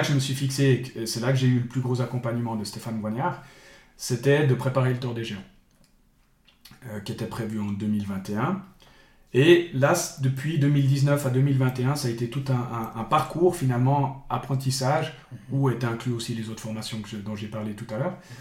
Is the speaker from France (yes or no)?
no; Bulle, Fribourg, Switzerland; je viens de, de Bulle, mhm. euh, grande ville du sud du canton de Fribourg. donc, j'ai tout le temps grandi à, à, Bulle